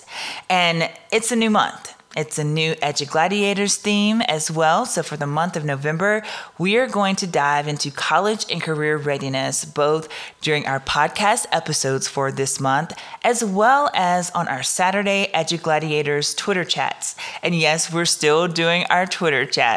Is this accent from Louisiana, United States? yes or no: yes; Southern Louisiana, United States; I'm from Southern Louisiana